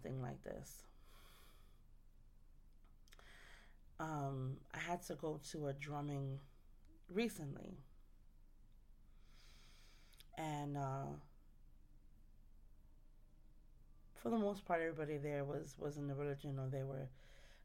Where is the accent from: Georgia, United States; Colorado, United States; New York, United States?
New York, United States; New York City; I'm from New York. I'm from the Bronx.